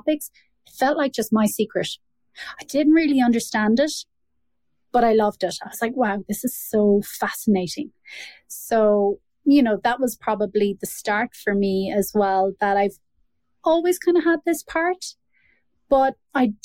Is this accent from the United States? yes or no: no; Ireland; born or raised there